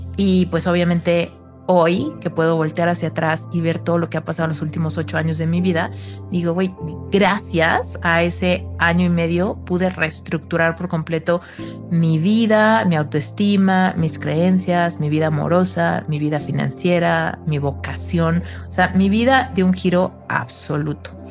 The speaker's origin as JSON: {"language": "Spanish", "country": "Mexico", "said": "Soy mexicana"}